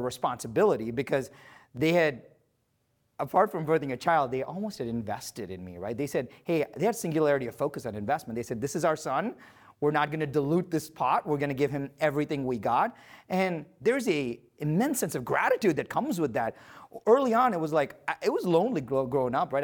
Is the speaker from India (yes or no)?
yes; India; I was born in India to very humble parents and with very humble roots.